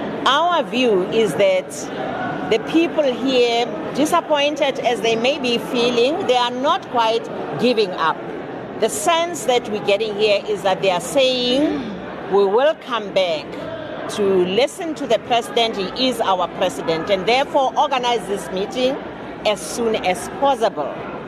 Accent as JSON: {"language": "English", "country": "South Africa", "said": "that's a good thing and the beauty of being South African."}